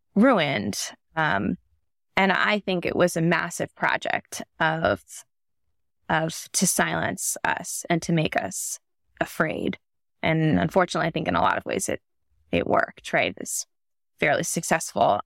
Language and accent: English; Northern Virginia, United States; moved away; also born or lived in New York City; I grew up in Northern Virginia in like the suburbs of DC